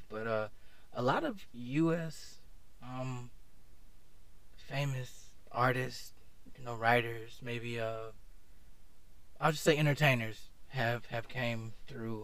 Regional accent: Atlanta, Georgia, United States; moved away as an adult; now in Japan; I'm actually from Atlanta.

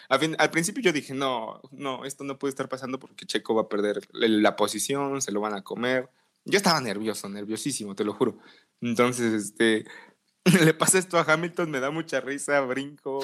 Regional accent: Mexico; tú y yo como mexicanos

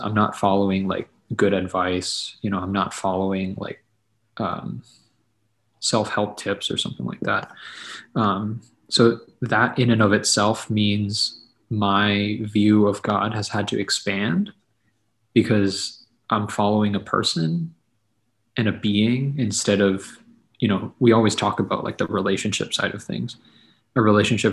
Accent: Quincy, Massachusetts, United States; moved away as an adult; now in St. Louis, United States; I was born in Quincy, Massachusetts. So it was like near Boston, and lived in the Boston area my whole life leading up to college

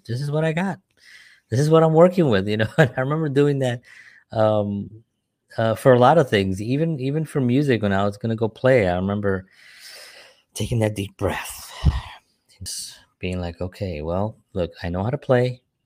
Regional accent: New York City, New York, United States; moved away; growing up in New York

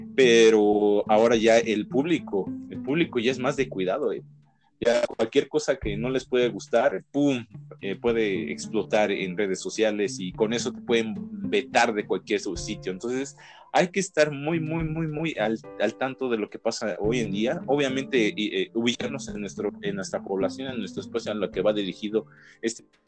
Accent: Mexico; somos mexicanos

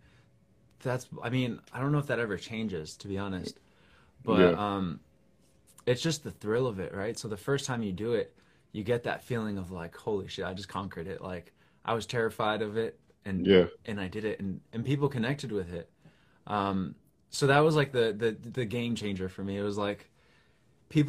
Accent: New York, United States; I'm a songwriter from New York

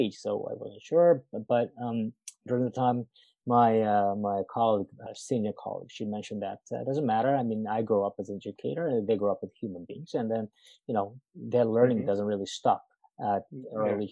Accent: Japan; English is a second language; moved away as an adult; also born or lived in United States; now in Burnaby, Canada; I was born and raised in Japan

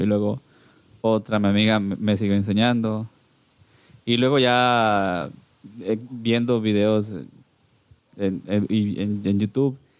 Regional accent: Cuilapa, Santa Rosa, Guatemala; yo nací acá, acá en, en, Cuilapa, Santa Rosa, en Guatemala

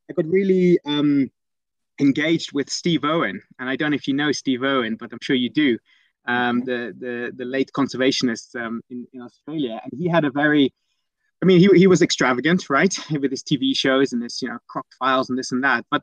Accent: Eastern Region, Uganda; also born or lived in Netherlands; so I'm, I'm I'm originally Dutch, and I was born in the Netherlands. But at the age of four, we we moved to a little uh, village in in eastern Uganda

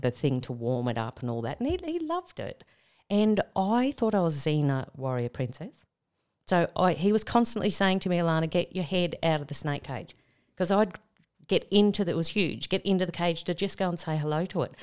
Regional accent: Tamworth, New South Wales, Australia; moved away; I'm originally from Tamworth

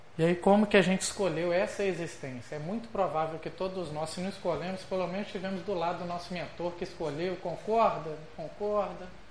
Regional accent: Minas Gerais, Brazil; nós que somos mineiros

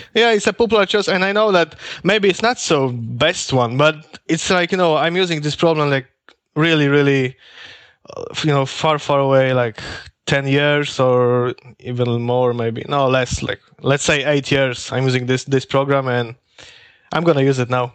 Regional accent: Poland; moved away as an adult; now in Norway; I am from Poland, but actually now I'm working and living in Norway

